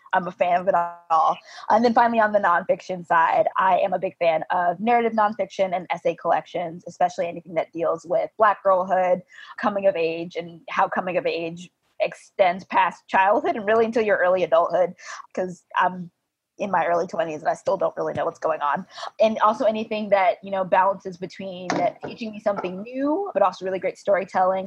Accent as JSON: {"language": "English", "region": "Georgia", "country": "United States", "said": "I'm from Georgia"}